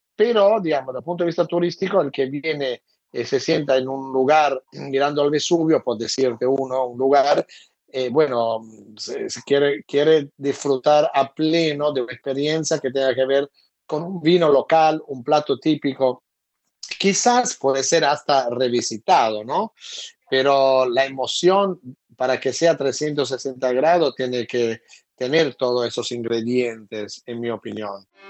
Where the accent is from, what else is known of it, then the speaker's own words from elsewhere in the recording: Italy; moved away; aún como italiano